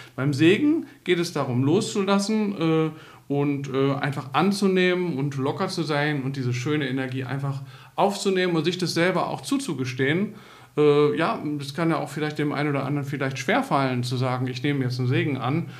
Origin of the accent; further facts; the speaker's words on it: Northern Germany, Germany; ich bin ja selber aus Norddeutschland